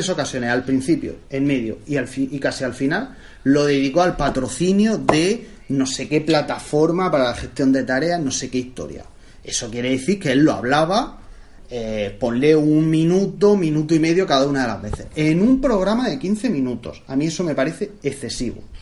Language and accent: Spanish; Region of Murcia, Spain; muy propio de los sacapanzas murcianos. Y soy de Murcia.